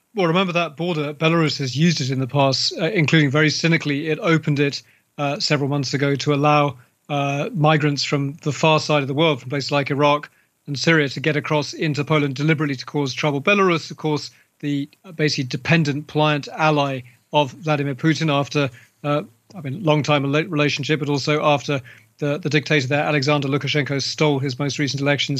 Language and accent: English; London, United Kingdom; my hometown of London. You know, I grew up as a child in London.